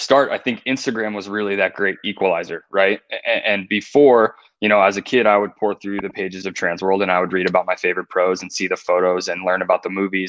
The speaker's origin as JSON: {"language": "English", "area": "outside New York City", "region": "East Coast", "country": "United States", "tie": "born or raised there", "said": "growing up on the East Coast, right? And I think East Coasters have that special something in the water, that drive, that mentality. I don't know if it was being raised like that or being born there or, you know, the New York City hustle. I think that's part of it, you know, growing up outside the city"}